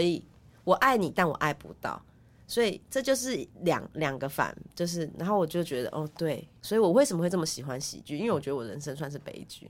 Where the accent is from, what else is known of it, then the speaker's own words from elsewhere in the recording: Yuli, Hualien County, Taiwan; moved away; 不然其实一去乡下，全玉里都知道我们家在干，也知道我爸妈的就是种种事迹。